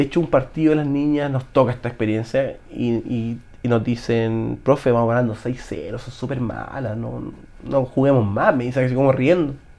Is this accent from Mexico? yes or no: no; Chile